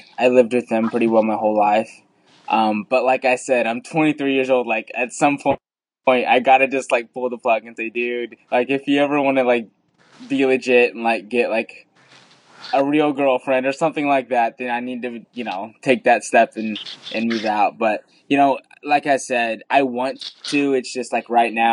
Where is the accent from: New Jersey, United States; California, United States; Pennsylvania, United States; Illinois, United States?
Illinois, United States; Southern; also born or lived in India; I've grown up in Southern Illinois my whole life